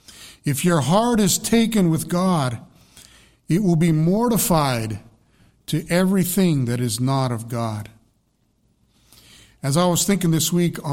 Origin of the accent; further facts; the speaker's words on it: Colorado, United States; because I'm from Colorado, I grew up all my life in Colorado, but I think I've lived longer in New Hampshire now than I did in Colorado.